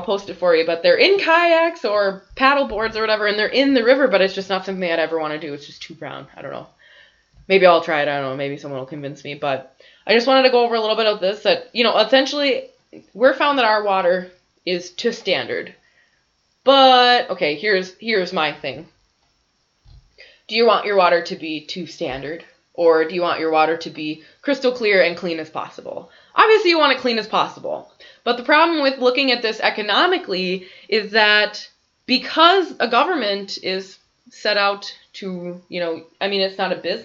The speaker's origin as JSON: {"language": "English", "town": "Bismarck", "region": "North Dakota", "country": "United States", "tie": "born or raised there", "lives_now": "Grand Forks, United States", "said": "I grew up in Bismarck"}